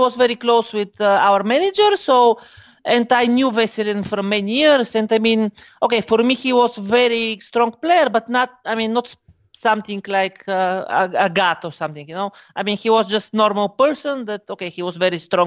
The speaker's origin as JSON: {"language": "English", "country": "Bulgaria", "said": "I am from Bulgaria, of course."}